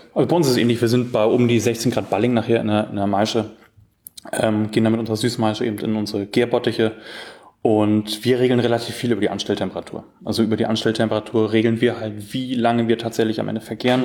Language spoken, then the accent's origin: German; near Bad Oldesloe, Schleswig-Holstein, Germany; Ich komme aus Schleswig-Holstein und, ähm, bin in der Nähe von Bad Oldesloe aufgewachsen